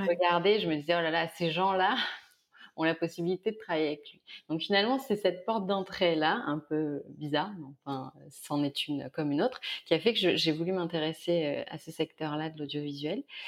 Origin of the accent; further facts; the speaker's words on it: near Carpentras, Vaucluse, Provence-Alpes-Côte d'Azur, France; also born or lived in Avignon; now in Marseille, France; je suis née près de Lille. Et, euh, et, et, en fait, on a déménagé, j'avais 5-6 ans. Mon père a été muté. Donc là, je suis arrivée dans le sud de la France, dans le Vaucluse. Euh, près de Carpentras